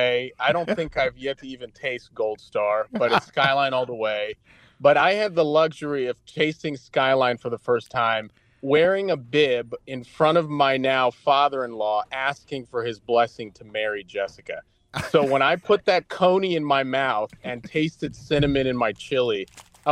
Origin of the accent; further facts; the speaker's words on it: New Jersey, United States; moved away as an adult; now in Ohio, United States; growing up in New Jersey